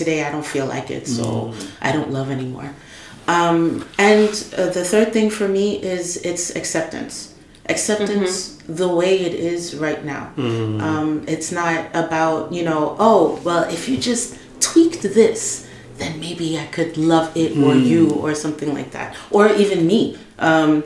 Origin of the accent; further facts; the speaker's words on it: East Coast, United States; moved away as an adult; now in Paris, France; I'm American from the East Coast